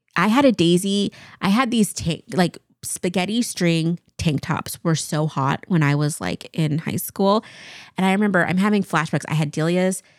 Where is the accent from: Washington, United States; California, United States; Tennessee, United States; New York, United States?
Washington, United States; Eastern; I grew up in Eastern Washington, so living here